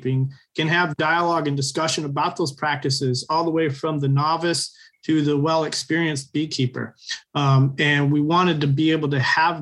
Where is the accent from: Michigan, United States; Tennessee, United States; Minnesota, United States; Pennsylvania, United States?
Michigan, United States; So I invited the U.S. The Department of Agriculture from our state, the Michigan Department of Agriculture